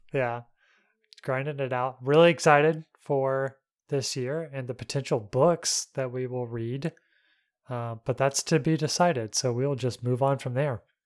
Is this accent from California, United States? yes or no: no; North Alabama, United States; moved away; I'm from North Alabama